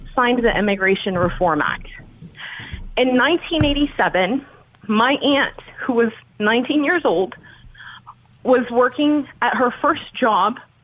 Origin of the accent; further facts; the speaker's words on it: Texas, United States; I'm from Texas